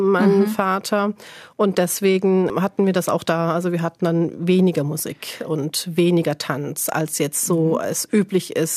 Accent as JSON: {"language": "German", "country": "Turkey", "tie": "born or raised there", "lives_now": "Germany", "said": "Das heißt, den größten Teil meiner Kindheit habe ich in der Türkei gelebt und deswegen bedeutet für mich Türkei eigentlich Kindheit."}